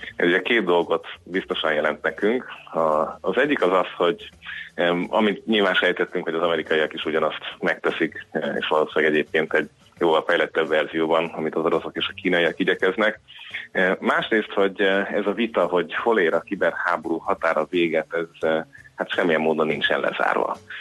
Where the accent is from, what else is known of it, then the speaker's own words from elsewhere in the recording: Hungary; számomra magyarként, magyar állampolgárként